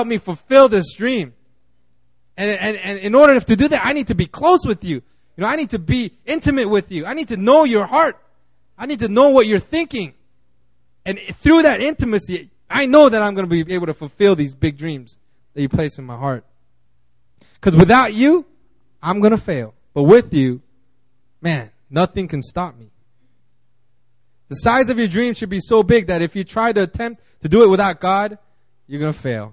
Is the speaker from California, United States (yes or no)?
yes; California, United States; I grew up in California